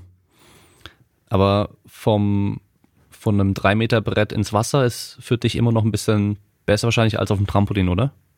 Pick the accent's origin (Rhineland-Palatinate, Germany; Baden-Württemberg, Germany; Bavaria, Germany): Baden-Württemberg, Germany; Freiburg; moved away; ich komme ursprünglich aus Freiburg